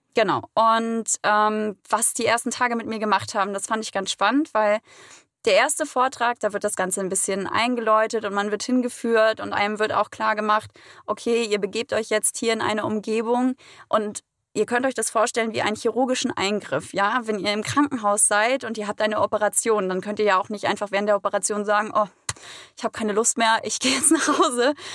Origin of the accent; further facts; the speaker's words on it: Mecklenburg-Vorpommern, Germany; now in Hamburg, Germany; komme ursprünglich aus dem schönen Mecklenburg-Vorpommern